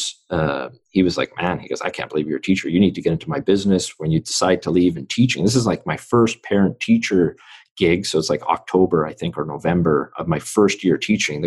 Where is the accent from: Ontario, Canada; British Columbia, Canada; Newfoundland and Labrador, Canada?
British Columbia, Canada; Vancouver; born in Vancouver. So I grew up in East Vancouver.